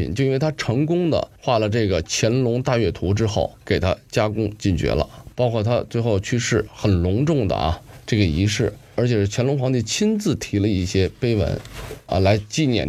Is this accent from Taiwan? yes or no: no; China; 我们中国人